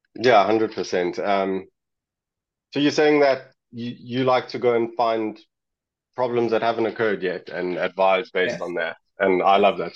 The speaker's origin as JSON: {"language": "English", "country": "South Africa", "said": "I'm actually from South Africa. I'm in South Africa right now"}